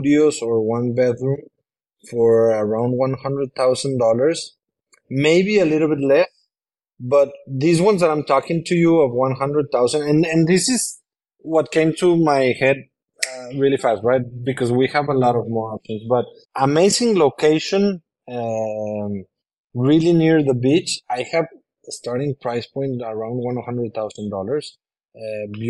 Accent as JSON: {"language": "English", "town": "Monterrey", "region": "Nuevo León", "country": "Mexico", "second_language": "English", "moved": "as an adult", "lives_now": "Tulum, Mexico", "said": "I come from Monterrey, Mexico, which I love, but my house was surrounded by concrete and other houses"}